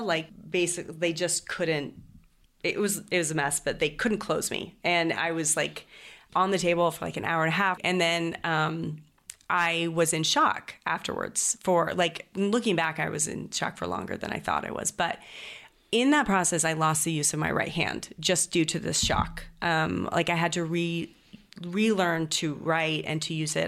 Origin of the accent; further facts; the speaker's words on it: Greenacres, Washington, United States; moved away; also born or lived in Idaho / Chattanooga, Tennessee; I was raised. Um, on the border of Idaho and Washington, um, in Green Acres, Washington, right next to Post Falls